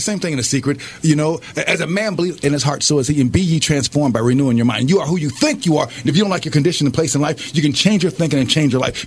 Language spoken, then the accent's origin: English; Minneapolis, Minnesota, United States; also born or lived in Albuquerque, New Mexico; I was born in uh, Albuquerque, New Mexico. I was raised here in Minneapolis, Minnesota